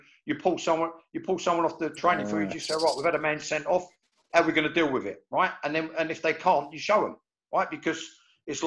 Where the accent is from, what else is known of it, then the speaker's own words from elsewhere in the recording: England, United Kingdom; as an Englishman